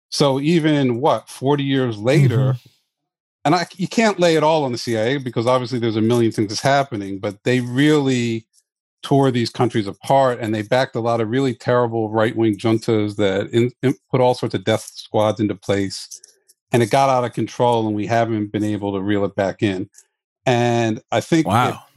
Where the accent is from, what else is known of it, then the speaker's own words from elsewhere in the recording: United States; As an American, a, a black American, that bothers me.